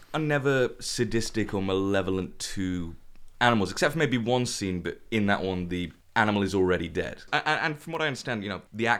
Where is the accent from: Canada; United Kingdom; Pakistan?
United Kingdom; Manchester, North West England; Yeah, well, I'm from Manchester and I don't sound it either.